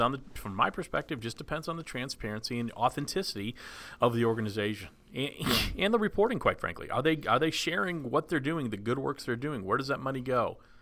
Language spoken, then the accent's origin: English; Dallas, Texas, United States; growing up in Dallas